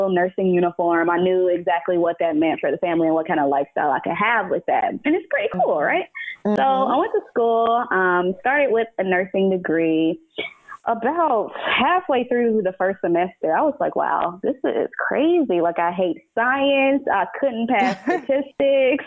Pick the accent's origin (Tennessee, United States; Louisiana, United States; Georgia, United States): Tennessee, United States; Nashville; moved away as an adult; now in New York, United States; growing up in Nashville